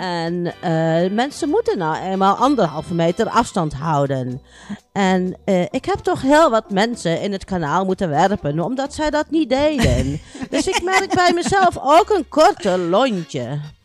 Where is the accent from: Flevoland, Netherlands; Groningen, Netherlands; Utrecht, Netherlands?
Groningen, Netherlands; also born or lived in Kerkrade, Limburg; ik ben in mijn vroege jeugd eh, ben ik verhuisd met mijn ouders naar Groningen.